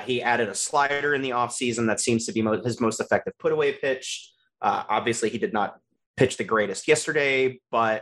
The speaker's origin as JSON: {"language": "English", "region": "Michigan", "country": "United States", "moved": "yes", "said": "I'm originally from Michigan"}